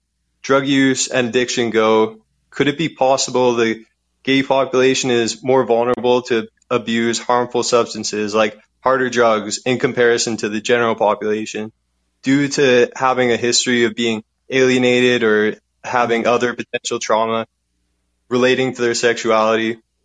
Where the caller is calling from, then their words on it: Canada; I'm calling from Canada.